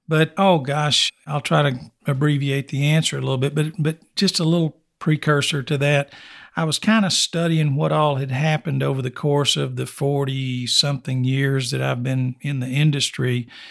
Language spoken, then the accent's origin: English; Snyder, Texas, United States; Born and raised in West Texas, for the most part, I was born ninety miles east of here in Snyder, also Oilfield Country.